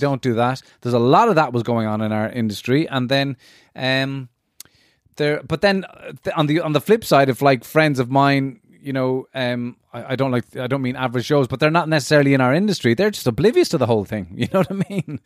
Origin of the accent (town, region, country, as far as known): Ireland